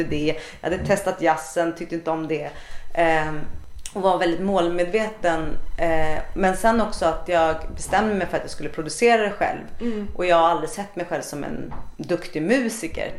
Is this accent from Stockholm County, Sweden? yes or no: yes; Stockholm, Stockholm County, Sweden; moved away; also born or lived in Gothenburg; Jag kommer ju från Stockholm men jag bodde här i Göteborg